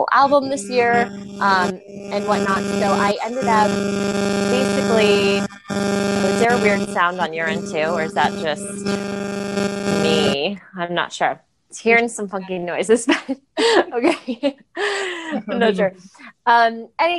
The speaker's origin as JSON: {"language": "English", "town": "Los Angeles", "region": "California", "country": "United States", "tie": "born or raised there", "said": "I grew up in LA, so I have a lot of random, you know, most people I know are in the industry in some way, just kind of a byproduct of growing up in Los Angeles"}